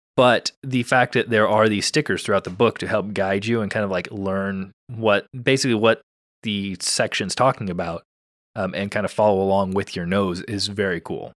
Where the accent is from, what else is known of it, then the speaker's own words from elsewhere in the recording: California, United States; as a Californian